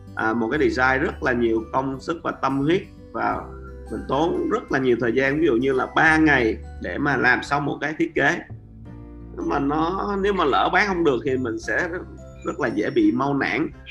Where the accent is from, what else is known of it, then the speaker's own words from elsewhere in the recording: Vietnam; Mình là seller người Việt Nam